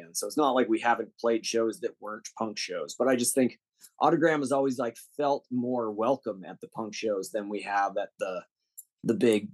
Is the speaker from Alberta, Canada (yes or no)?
yes; Calgary, Alberta, Canada; moved away; I'm from Calgary